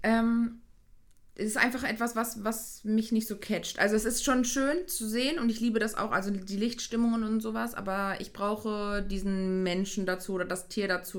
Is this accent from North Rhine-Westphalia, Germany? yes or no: yes; Hüllhorst area, North Rhine-Westphalia, Germany; also born or lived in Giessen, Hesse; ich hier aus der Heimat komme, also ich komme so Hülle aus der Ecke